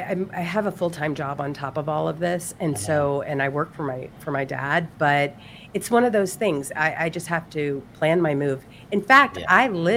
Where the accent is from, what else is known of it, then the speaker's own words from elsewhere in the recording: Mississippi, United States; also born or lived in Florida; And so, actually, originally I'm from Mississippi, but I lived in Florida